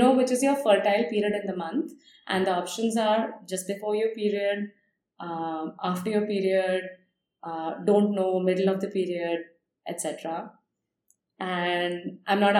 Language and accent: English; India; growing up in India